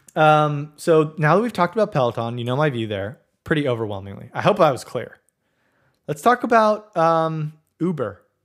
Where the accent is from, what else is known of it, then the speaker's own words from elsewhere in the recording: Southern California, United States; I grew up in Southern California